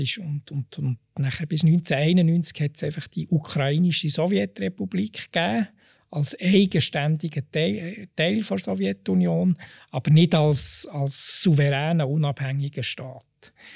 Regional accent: Switzerland; als Schweizer

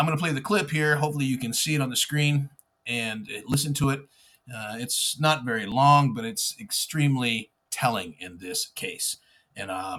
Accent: Texas, United States; I'm a Texan. I'm also Mexican. And I'm an American

